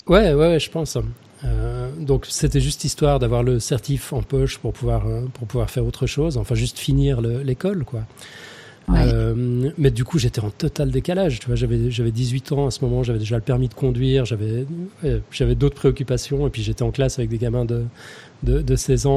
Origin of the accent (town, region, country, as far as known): Lausanne, Vaud, Switzerland; born or raised there; also born or lived in Geneva, Switzerland / Morges, Switzerland